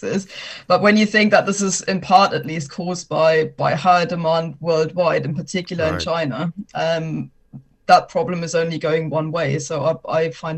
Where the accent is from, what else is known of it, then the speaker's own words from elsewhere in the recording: Germany; now in United Kingdom; my home country of Germany, where I was born